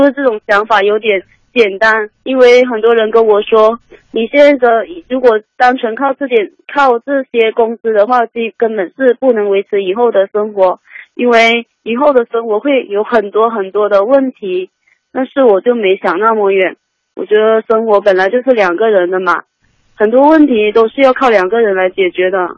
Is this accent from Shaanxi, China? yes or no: no; Guangdong, China; moved away as an adult; now in Shenzhen, China; 我没在家里，我在深圳，然后嗯。我老家是潮汕的